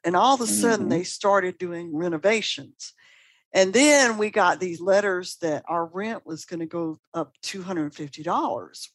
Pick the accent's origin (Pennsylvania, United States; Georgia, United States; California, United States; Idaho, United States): Georgia, United States; Atlanta; now in Birmingham, Alabama, United States; I'm from Atlanta originally